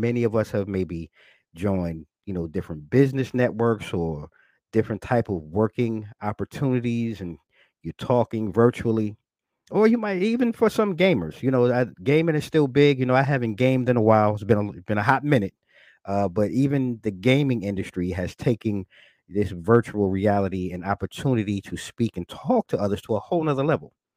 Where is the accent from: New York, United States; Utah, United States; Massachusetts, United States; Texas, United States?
New York, United States; I'm a New Yorker, a native New Yorker, born and raised